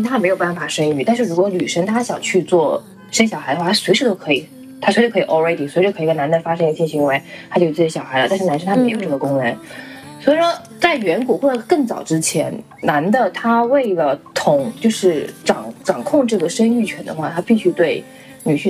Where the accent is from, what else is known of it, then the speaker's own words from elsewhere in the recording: Chongqing, China; 我们也是南方啊